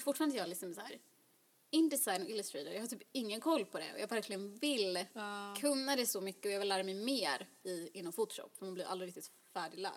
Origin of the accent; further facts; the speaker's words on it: Jönköping, Jönköping County, Sweden; moved away; jag är ju uppväxt i Jönköping